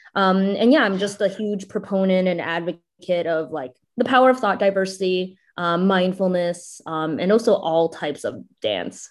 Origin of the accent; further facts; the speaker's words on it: Canada; also born or lived in China; I immigrated from China to Canada when I was seven years old